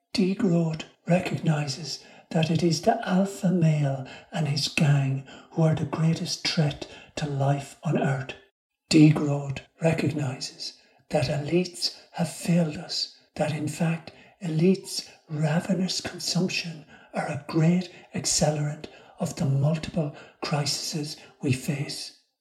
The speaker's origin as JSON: {"language": "English", "country": "Ireland", "tie": "born or raised there", "said": "the community I grew up in in Ireland"}